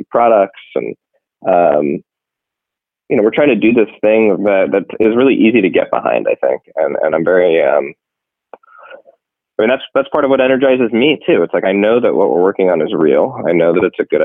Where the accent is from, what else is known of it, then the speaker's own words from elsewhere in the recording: San Francisco, California, United States; this is my hometown. This is my community